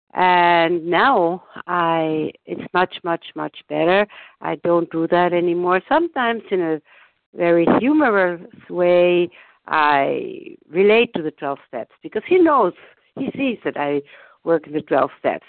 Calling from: Germany; I'm calling from Germany

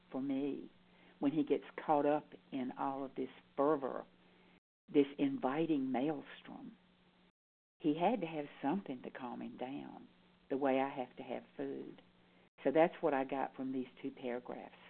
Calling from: North Carolina, United States; I'm calling in from North Carolina.

